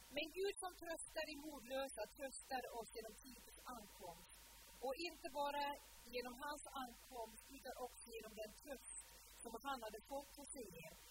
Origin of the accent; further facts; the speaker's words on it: Sula, Møre og Romsdal, Norway; moved away; möten hemma på Sula när jag växte upp, på den lilla ön vid Ålesund